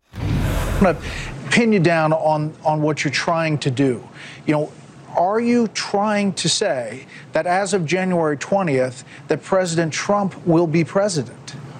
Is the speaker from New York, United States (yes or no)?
yes; New York City, New York, United States; now in Miami, United States; I grew up in Brooklyn